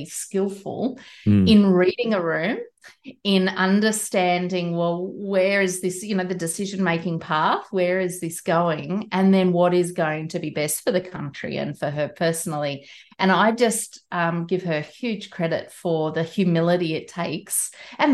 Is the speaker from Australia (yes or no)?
yes; Australia; I'm Australian, I'm not a New Zealander.